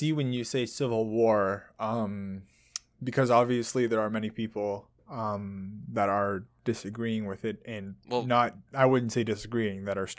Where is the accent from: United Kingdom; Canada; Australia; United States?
Canada; comparing it to the Canadian politics, because obviously we're Canadian.